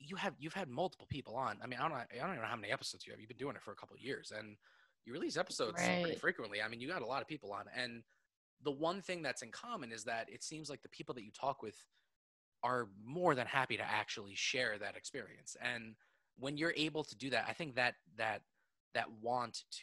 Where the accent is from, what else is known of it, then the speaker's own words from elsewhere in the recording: New York City, New York, United States; I was born in Manhattan